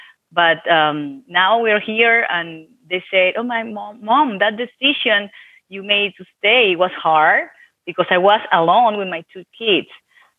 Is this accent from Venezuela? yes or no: yes; Venezuela; English is a second language; moved away as an adult; Well, actually, it was fine. I was an attorney there. I graduated in Venezuela, Catholic University.